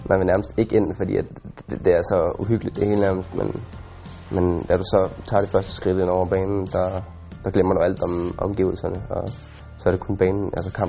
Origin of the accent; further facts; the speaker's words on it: Denmark; now in Germany; som dansker